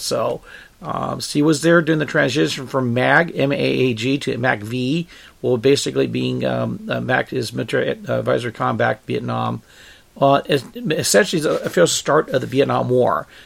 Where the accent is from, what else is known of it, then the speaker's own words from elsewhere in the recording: United States; I was born here in the United States